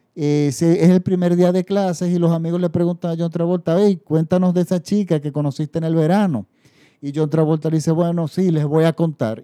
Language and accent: Spanish; Dominican Republic; en mi país, la República Dominicana, que no tenemos tradición de musical